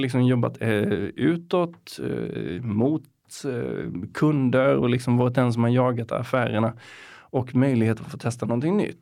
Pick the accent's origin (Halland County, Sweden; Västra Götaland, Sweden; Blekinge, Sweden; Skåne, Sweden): Halland County, Sweden; Getinge; moved away as an adult; now in Stockholm, Sweden; jag är uppväxt i ett litet samhälle som heter Getinge